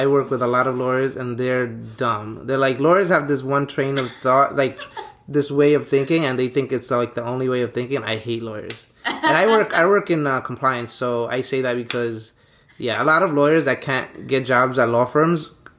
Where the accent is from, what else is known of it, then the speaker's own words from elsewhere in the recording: Kansas, United States; But I grew up in Kansas, so I used to come to Jackson Heights just to hang out.